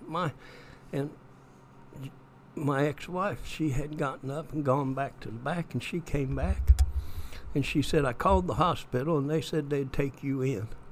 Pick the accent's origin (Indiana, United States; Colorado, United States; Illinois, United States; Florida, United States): Indiana, United States; Straughn; I was raised in East Central Indiana